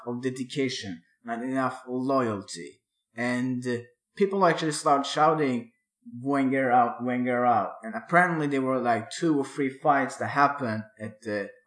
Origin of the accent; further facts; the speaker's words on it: Örebro, Örebro County, Sweden; My hometown